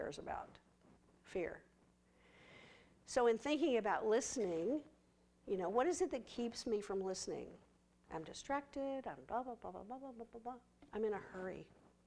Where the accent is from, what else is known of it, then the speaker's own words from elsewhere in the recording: West Texas, United States; I'm from West Texas